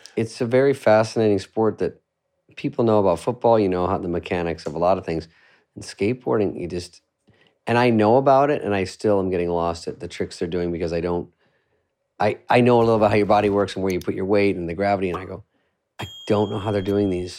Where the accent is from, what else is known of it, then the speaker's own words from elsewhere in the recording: Scottsdale, Arizona, United States; moved away; I'm from Scottsdale